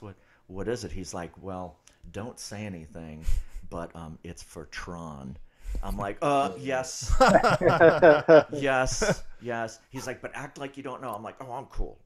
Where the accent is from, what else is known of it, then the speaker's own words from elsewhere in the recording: New Orleans, Louisiana, United States; moved away as an adult; now in Los Angeles, United States; I'm from New Orleans originally, and as we were saying earlier, I got to L.A. October 1st of 2000.